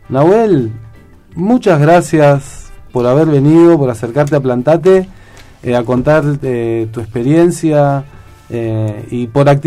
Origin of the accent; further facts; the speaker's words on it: Córdoba, Argentina; de Córdoba. Soy de Córdoba.